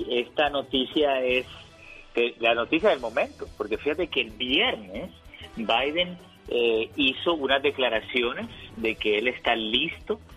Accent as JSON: {"language": "Spanish", "town": "San Luis Río Colorado", "region": "Sonora", "country": "Mexico", "said": "soy de San Luis Río Colorado y escucho a Genio Lucas todos los días."}